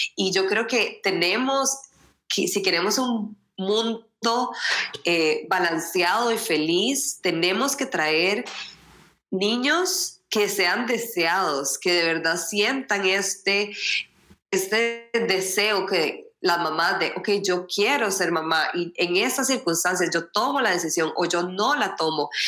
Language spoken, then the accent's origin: Spanish; Costa Rica; moved away as an adult; also born or lived in Sweden; soy costarricense pero eh, di a luz a mis dos hijos en Suecia